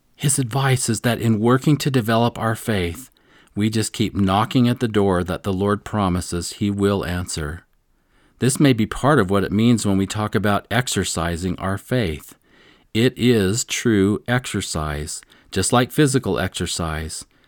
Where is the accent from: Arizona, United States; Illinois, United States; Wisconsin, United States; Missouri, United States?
Missouri, United States